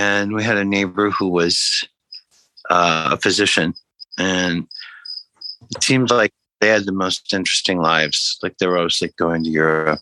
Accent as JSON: {"language": "English", "area": "Iowa border", "region": "Illinois", "country": "United States", "tie": "born or raised there", "moved": "yes", "lives_now": "New York, United States", "said": "I grew up in the Midwest, not too far from Chicago, on the Iowa border of Illinois, on the Mississippi River"}